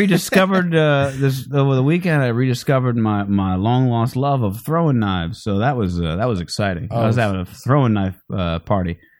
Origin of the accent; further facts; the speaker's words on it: Phoenix, Arizona, United States; I'm from Phoenix.